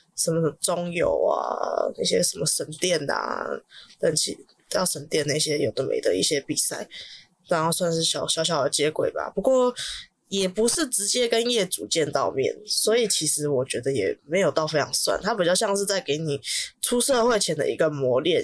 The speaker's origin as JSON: {"language": "Chinese", "region": "Taipei", "country": "Taiwan", "said": "因为我台北人的关系"}